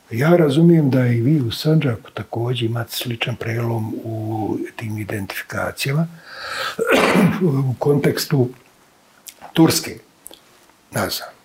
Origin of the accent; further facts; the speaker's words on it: Bihać, Federation of Bosnia and Herzegovina, Bosnia & Herzegovina; ja kao neko koji je tako rođen sam u Bihaću, neko koji je dakle prijeklom krajišnjih